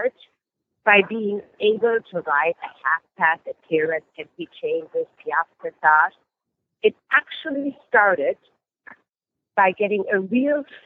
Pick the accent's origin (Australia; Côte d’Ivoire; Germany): Germany; moved away; I was born and raised in Germany.